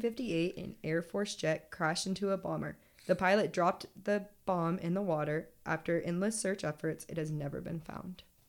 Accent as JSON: {"language": "English", "region": "California", "country": "United States", "moved": "as an adult", "said": "I'm from California"}